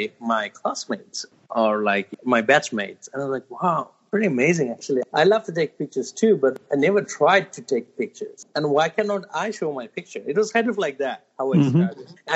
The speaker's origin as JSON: {"language": "English", "town": "Dhaka", "region": "Dhaka Division", "country": "Bangladesh", "tie": "born or raised there", "also_born_or_lived": "Turkey", "second_language": "English", "moved": "as an adult", "lives_now": "New York City, United States", "said": "I was born and raised most of my life in Dhaka, actually."}